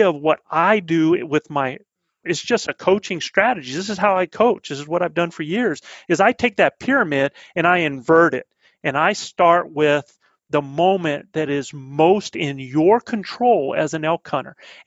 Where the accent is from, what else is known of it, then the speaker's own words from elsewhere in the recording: the Carolinas, United States; accent: southern; now in New Mexico, United States; I'm a southern boy. I'm back from the Carolinas